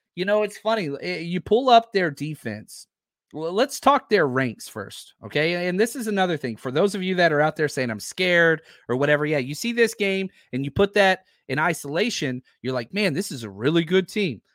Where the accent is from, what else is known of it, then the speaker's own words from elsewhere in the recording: Dallas, Texas, United States; moved away; I was born and raised in Dallas, Fort Worth.